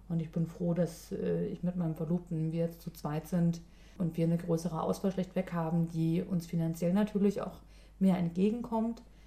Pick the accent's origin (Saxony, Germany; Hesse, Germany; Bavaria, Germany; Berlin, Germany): Berlin, Germany; moved away as an adult; now in Sweden; Ich komme aus Berlin